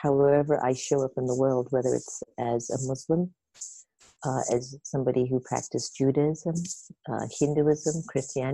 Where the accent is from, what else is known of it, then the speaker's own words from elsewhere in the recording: Jamaica; now in United States; I'm Jamaican. And I was born in Jamaica, but my dad's from India and my mother's African